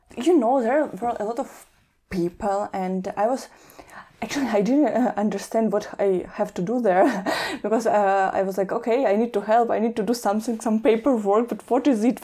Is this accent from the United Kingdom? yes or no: no; Kyiv, Ukraine; moved away as an adult; I'm from Kiev